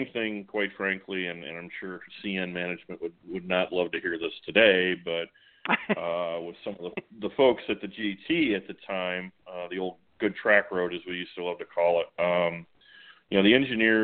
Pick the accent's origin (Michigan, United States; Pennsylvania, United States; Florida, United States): Michigan, United States; Port Huron; my hometown of Port Huron